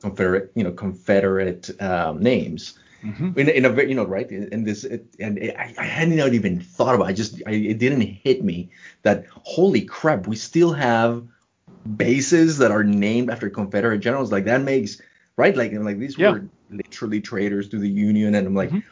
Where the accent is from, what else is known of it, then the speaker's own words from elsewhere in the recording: Colombia; moved away; also born or lived in New York; I, was born and raised in Colombia